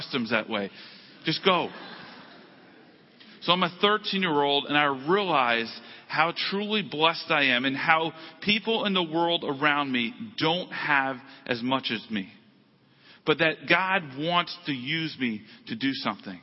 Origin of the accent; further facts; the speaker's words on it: United States; how blessed I was as an American.